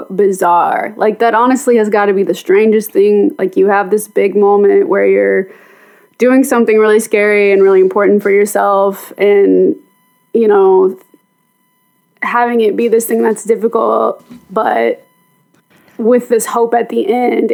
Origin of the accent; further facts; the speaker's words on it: Mount Juliet, Tennessee, United States; also born or lived in Nashville; I was born in Nashville, but I actually grew up in a town right outside of Nashville called Mount Juliet